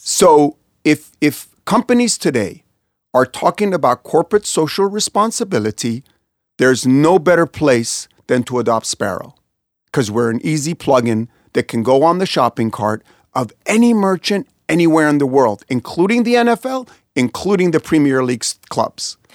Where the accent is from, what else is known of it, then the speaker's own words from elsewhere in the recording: Kansas City, Missouri, United States; I was born in Kansas City